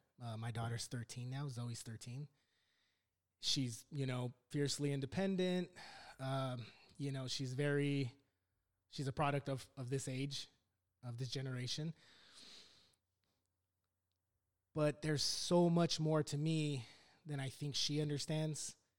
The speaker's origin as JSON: {"language": "English", "town": "Los Angeles", "region": "California", "country": "United States", "tie": "born or raised there", "said": "So I was born in Lakeview Terrace, of all places. It's not as beautiful as it sounds. In 1978, I'm 41 years old. I'm 41. I was born and raised."}